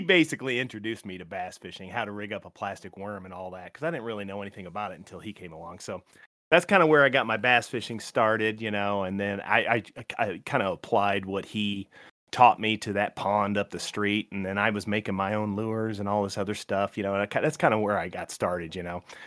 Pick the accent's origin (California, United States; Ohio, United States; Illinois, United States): Illinois, United States; Morton; now in Indiana, United States; there was a pond down the street from my house called Birchwood Park Pond in Morton, Illinois, small town